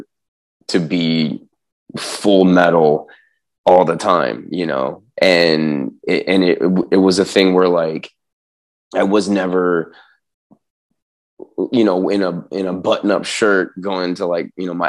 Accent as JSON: {"language": "English", "town": "San Diego", "region": "California", "country": "United States", "tie": "born or raised there", "said": "growing up in San Diego"}